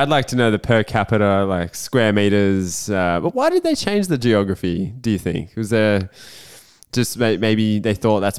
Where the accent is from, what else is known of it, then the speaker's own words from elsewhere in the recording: New South Wales, Australia; I grew up in New South Wales and as a Bombers fan